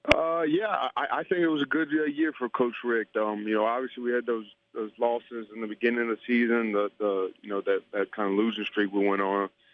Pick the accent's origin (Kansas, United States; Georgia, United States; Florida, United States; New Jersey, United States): Florida, United States; Tampa; I grew up in Tampa, in Tampa, Florida.